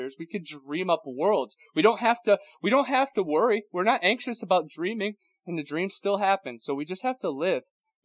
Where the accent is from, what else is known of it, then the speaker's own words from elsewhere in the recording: Ohio, United States; now in Florida, United States; I'm from Ohio, and now I live down in Florida